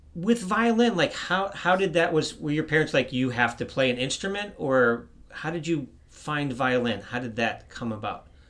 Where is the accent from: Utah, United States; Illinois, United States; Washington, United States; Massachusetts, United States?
Illinois, United States; outside of Chicago; moved away as an adult; also born or lived in Yuma, Arizona; I grew up in the Midwest. I grew up outside of Chicago